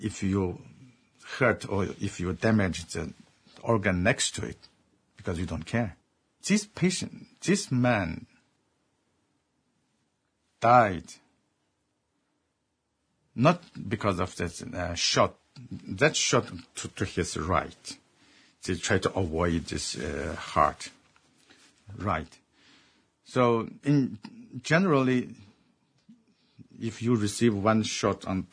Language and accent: English; Xinjiang, China; moved away; there's a place called Xinjiang, and that is my homeland.